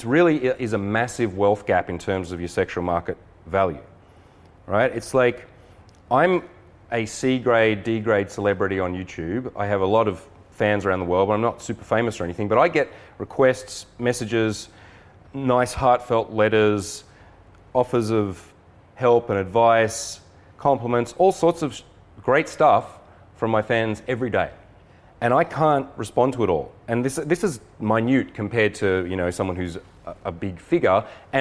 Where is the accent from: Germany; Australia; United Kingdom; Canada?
Australia; now in San Diego, United States; I'm an Aussie too, but I've been living in San Diego.